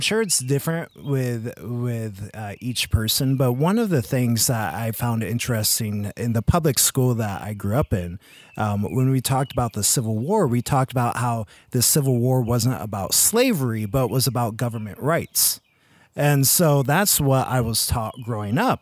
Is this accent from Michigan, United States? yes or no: yes; Michigan, United States; born or raised there; moved away as an adult